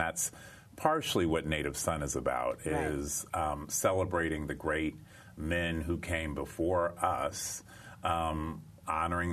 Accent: Cincinnati, Ohio, United States; I grew up in Cincinnati, Ohio

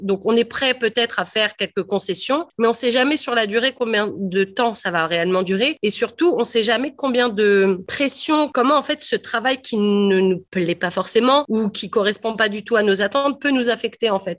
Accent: France; first language French; moved away as an adult; also born or lived in Ontario; now in Canada; en venant de France, avec un bon niveau d'anglais

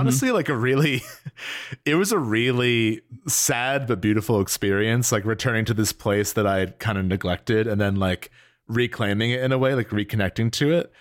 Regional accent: New Jersey, United States; I'm from, I'm from New Jersey

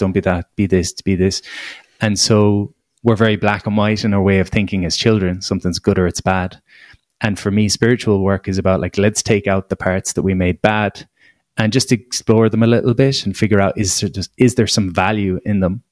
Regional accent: Ireland; as an Irish person

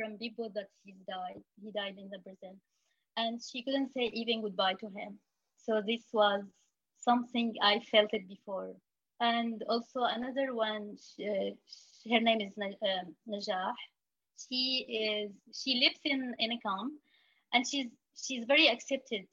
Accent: Syria; now in Lebanon; we used to be afraid telling people like I am from Syria.

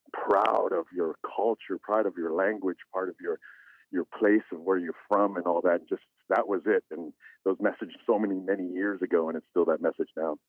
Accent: Bethel, Alaska, United States; Bethel, my hometown

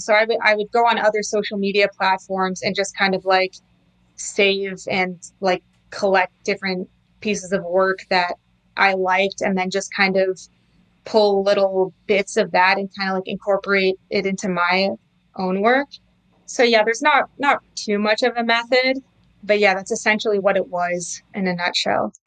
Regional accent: Canada; also born or lived in New York City; I was born and raised in Canada

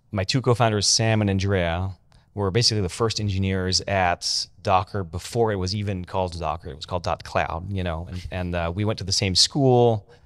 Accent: France; I'm French. Okay. I don't sound French, but I am French.

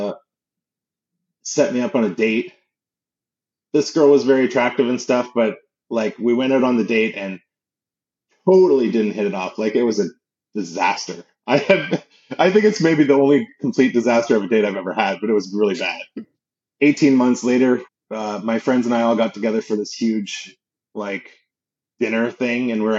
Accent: Canada; growing up in Canada

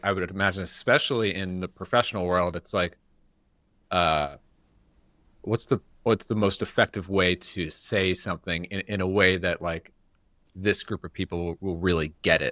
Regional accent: New York, United States; moved away; I'm from New York

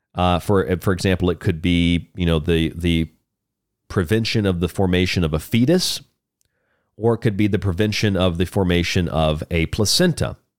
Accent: Florida, United States; now in Tucson, United States; where I grew up in Florida

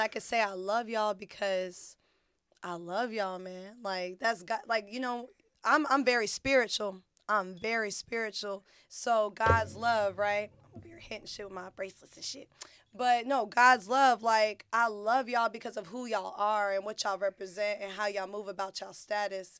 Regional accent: Fayetteville, United States; I'm born and raised in Fayetteville

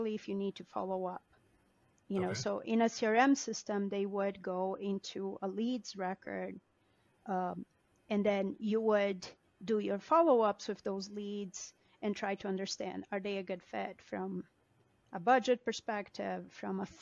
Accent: Brazil; moved away as an adult; also born or lived in Denver; now in United States; I am an immigrant. I was born and raised in Brazil. I have been in the U.S. for 20 years

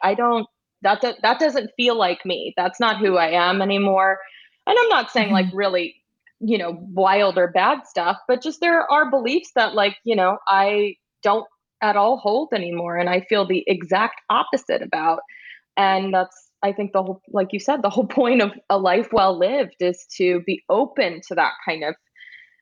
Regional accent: Texas, United States; I grew up in Texas

